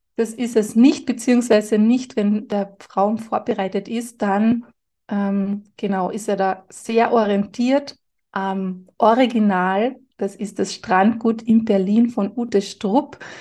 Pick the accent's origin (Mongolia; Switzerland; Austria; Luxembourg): Austria; Carinthia; Bei uns in Kärnten sagt man, Heferlan und Tscherpen und Schisserlan